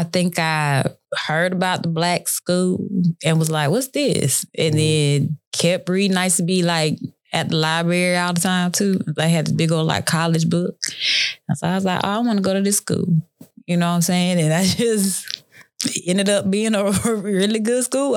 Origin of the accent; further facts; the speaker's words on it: Killeen, Texas, United States; I'm from Killeen, Texas